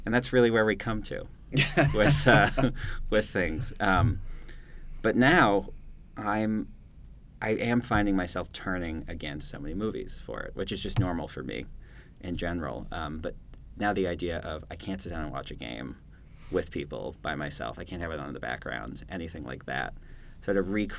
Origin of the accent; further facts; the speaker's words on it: Maine, United States; where I grew up in Maine